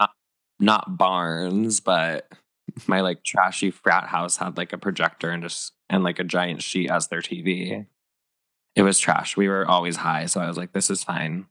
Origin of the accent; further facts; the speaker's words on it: Northern California, United States; me growing up in Northern California